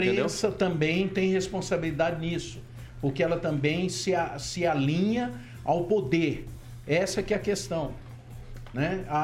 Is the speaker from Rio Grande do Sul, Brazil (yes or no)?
no; Barbacena, Minas Gerais, Brazil; Quando eu era criança lá em Babacena.